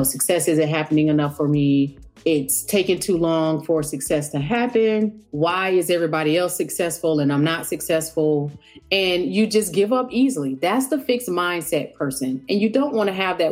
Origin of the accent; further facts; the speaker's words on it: the South, United States; I'm from the South.